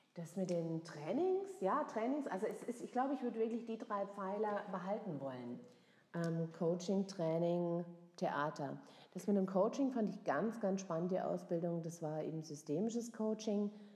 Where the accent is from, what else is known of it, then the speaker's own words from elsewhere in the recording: Freiburg, Baden-Württemberg, Germany; now in Frankfurt, Germany; Ich komme aus Freiburg ah, ja, oder aus der Nähe von Freiburg. Mhm. Und äh, das hört man auch hin und wieder raus.